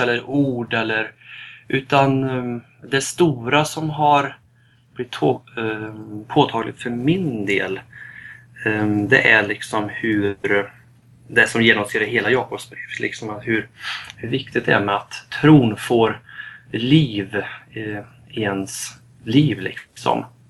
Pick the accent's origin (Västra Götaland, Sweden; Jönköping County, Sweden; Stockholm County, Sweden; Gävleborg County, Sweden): Västra Götaland, Sweden; Västergötland, outside Falköping; also born or lived in Lidköping; jag är uppväxt i Västergötland, utanför Falköping